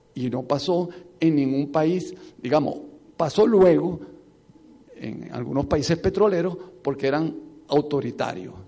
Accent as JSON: {"language": "Spanish", "country": "Venezuela"}